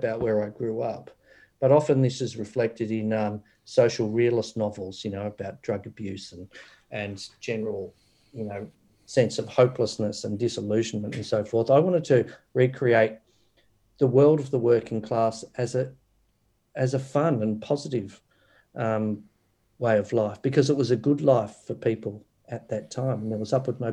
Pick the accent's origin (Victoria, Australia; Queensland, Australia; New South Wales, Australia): Victoria, Australia; Doveton; I grew up in Doveton